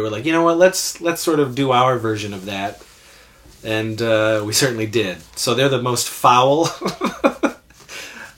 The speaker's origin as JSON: {"language": "English", "town": "Wellsville", "country": "United States", "tie": "born or raised there", "said": "we did this thing in Wellsville, in my hometown"}